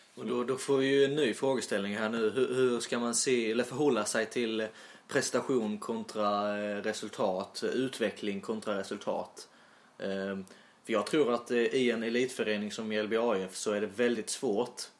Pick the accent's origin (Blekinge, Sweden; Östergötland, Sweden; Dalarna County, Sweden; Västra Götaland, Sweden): Blekinge, Sweden; Sölvesborg; accent: Sölvesborgska; jag pratar väl lite mer, eh, ja, ska man säga Sölvesborgska